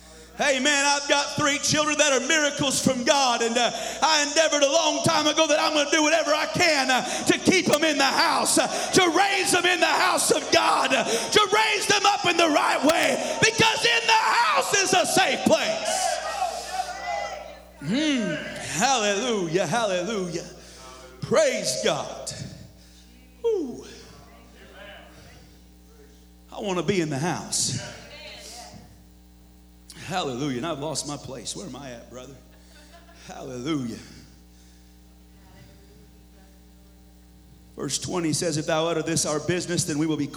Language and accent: English; the Northwest, Pacific Northwest, United States; moved away; also born or lived in Missouri; I grew up in the Northwest